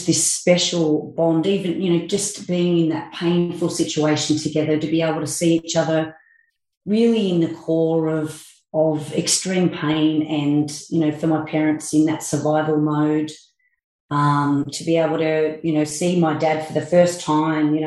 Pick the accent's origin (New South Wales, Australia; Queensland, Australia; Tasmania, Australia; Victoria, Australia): New South Wales, Australia; Forbes; I grew up in Forbes